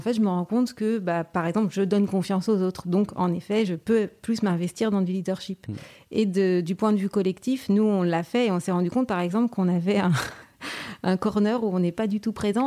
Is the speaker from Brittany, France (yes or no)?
yes; Saint-Malo, Brittany, France; moved away as an adult; also born or lived in Amsterdam, Netherlands / Brussels, Belgium; je suis malouine, hein, donc je suis née à Saint-Malo.